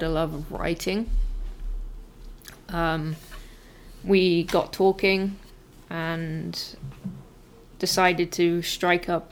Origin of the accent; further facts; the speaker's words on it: England, United Kingdom; moved away as an adult; now in Canada; I'm originally from England and moved to Canada in 2019.